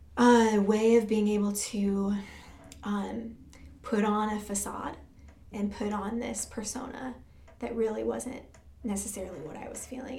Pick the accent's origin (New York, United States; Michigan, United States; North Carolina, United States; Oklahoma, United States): Michigan, United States; I was born in Michigan